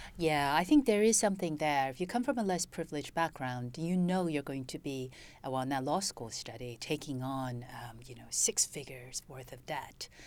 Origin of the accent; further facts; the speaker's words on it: United States; also born or lived in China (family origin); now in United Kingdom; So I'm basically American, but I came to Britain years ago